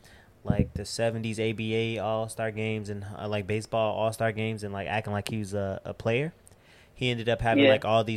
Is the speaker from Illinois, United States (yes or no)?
yes; Chicago, Illinois, United States; I'm from Chicago